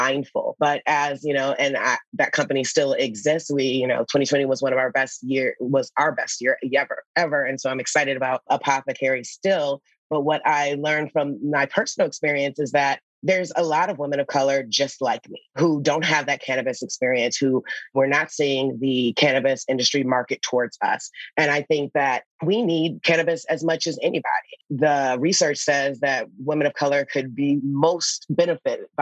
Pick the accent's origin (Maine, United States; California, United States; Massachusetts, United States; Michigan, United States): Michigan, United States; Detroit; I grew up in Detroit in the 80s